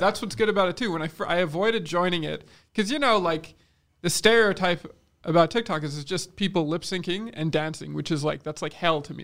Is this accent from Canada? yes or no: yes; Quebec, Canada; we're an English minority in a fucking English speaking, okay, in Quebec